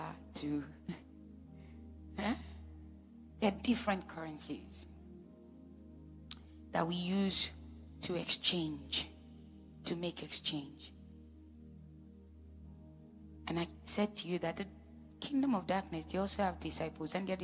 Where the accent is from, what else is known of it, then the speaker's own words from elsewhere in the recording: Edo, Nigeria; I'm from Edo State